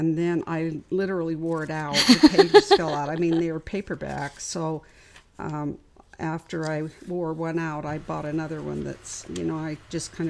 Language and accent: English; Canada; didn't face that growing up because I grew up in Canada.